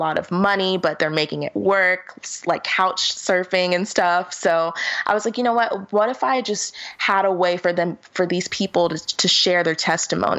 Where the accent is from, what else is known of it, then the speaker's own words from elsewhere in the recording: Florida, United States; now in Los Angeles, United States; I'm from Florida